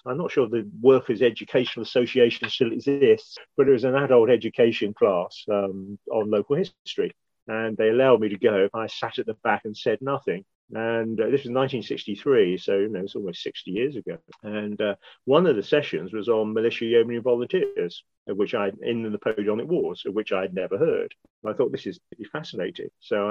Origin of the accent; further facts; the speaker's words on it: Buckinghamshire, South East England, United Kingdom; Strangely enough, I was born in Buckinghamshire. I was born and brought up in a village called Wychurt, which is just north of Aylesbury.